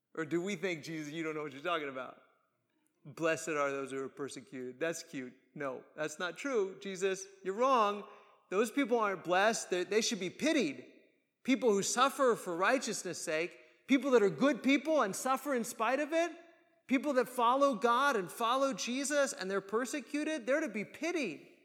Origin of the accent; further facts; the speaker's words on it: United States; we as American Christians